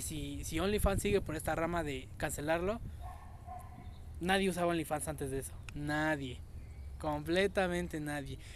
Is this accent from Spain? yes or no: no; Mexico; Como mexicanos